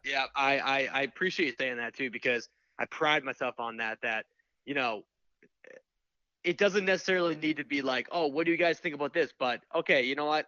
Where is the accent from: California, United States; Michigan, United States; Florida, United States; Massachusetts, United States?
Massachusetts, United States; Boston; I'm from Boston